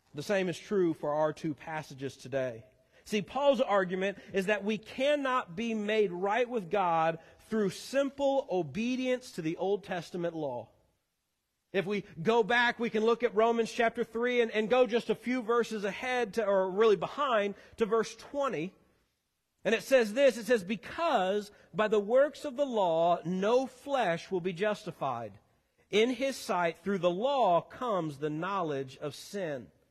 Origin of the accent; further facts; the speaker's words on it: Missouri, United States; moved away; I am a Missouri boy born and raised, as is my wife